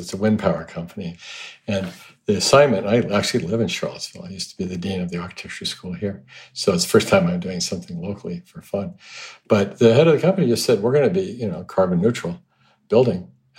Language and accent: English; Hong Kong; I mean, growing up in Hong Kong, you see all the trees, all the bamboo used as scaffolding.